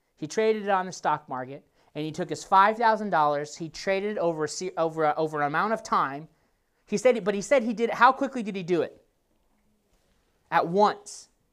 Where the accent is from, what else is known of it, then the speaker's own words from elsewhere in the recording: Nebraska, United States; moved away; I grew up in Nebraska